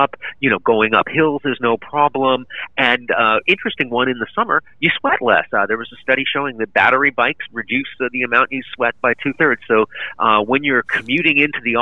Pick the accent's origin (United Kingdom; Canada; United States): Canada; Vancouver, British Columbia; I grew up in Vancouver